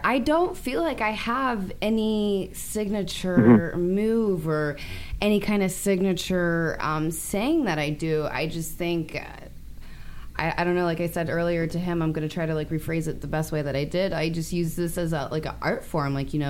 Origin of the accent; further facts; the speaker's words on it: Ohio, United States; moved away; Excuse me, I'm from Ohio.